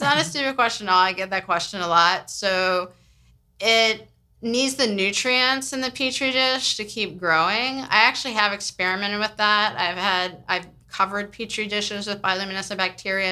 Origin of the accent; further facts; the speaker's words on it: San Francisco, California, United States; now in New Orleans, United States; I grew up in San Francisco